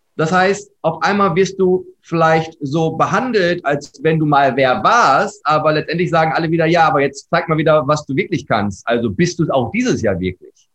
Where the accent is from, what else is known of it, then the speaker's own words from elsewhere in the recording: Herford, North Rhine-Westphalia, Germany; komme gebürtig aus Herford. Das ist mit H, nicht Erfurt, sondern Herford. Manchmal wird das verwechselt. Ostwestfalen-Lippe, ja, äh, geboren, habe dort großteils meines Lebens verbracht